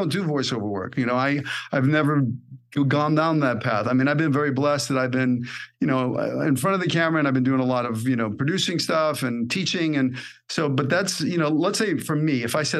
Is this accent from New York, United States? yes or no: yes; New York, United States; moved away as an adult; now in Los Angeles, United States; I grew up in New York and I studied at Lee Strasberg